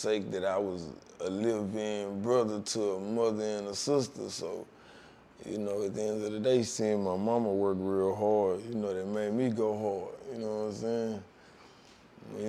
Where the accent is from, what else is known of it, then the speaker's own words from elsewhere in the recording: Houston, Texas, United States; growing up in Houston, you just gotta be one of the ones from where I'm from